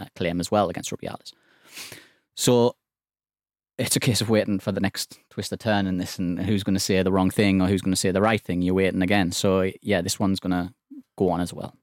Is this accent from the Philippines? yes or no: no; England, United Kingdom; as an Englishman